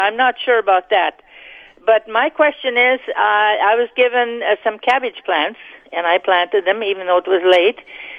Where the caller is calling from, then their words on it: Plumas, Manitoba, Canada; I'm calling from Plumas, Manitoba.